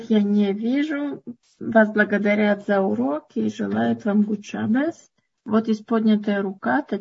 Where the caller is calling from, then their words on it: Amsterdam, North Holland, Netherlands; Добрый вечер. Это я и есть из Амстердама.